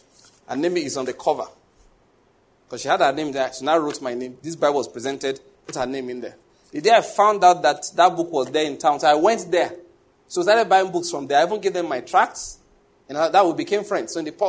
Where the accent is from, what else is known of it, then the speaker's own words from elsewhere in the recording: Lagos, Nigeria; now in Enugu, Nigeria; I came from Lagos where the cross wasn't too far from me.